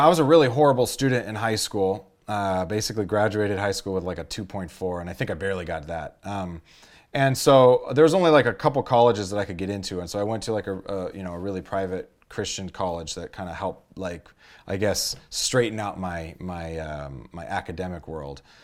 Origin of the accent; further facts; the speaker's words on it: Los Angeles, California, United States; I grew up in Los Angeles, the San Fernando Valley.